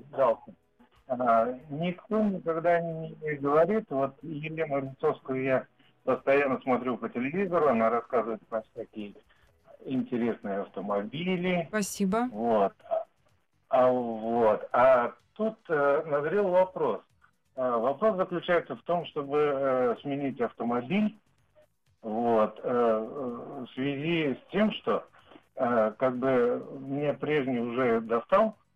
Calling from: Podolsk, Moscow Oblast, Russia; Э, я из Подольска, Московской области.

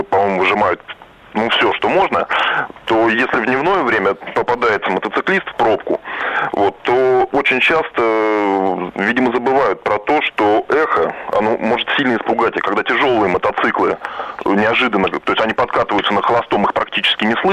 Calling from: Moscow, Russia; я из Москвы.

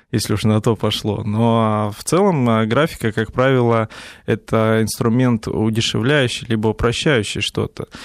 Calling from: Saint Petersburg, Russia; Здравствуйте … я из Петербурга звоню.

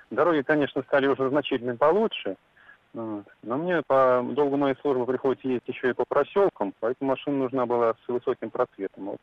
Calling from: Tula Oblast, Russia; А, здравствуйте, я из Тульской области

